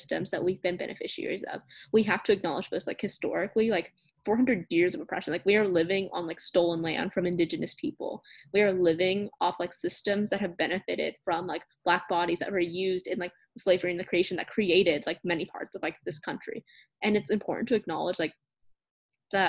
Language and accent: English; Oklahoma City, Oklahoma, United States; also born or lived in Edmond, Oklahoma; I grew up in the Vietnamese community of southern Oklahoma City, but I was fortunate enough to have the opportunity to transfer to Edmond, which is a small suburb of Oklahoma City, during elementary school, and stay in the district